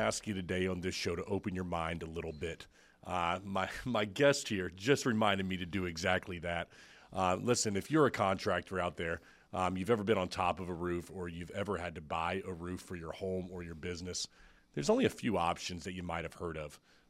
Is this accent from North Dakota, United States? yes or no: no; Brandon, Florida, United States; I grew up in Brandon, okay?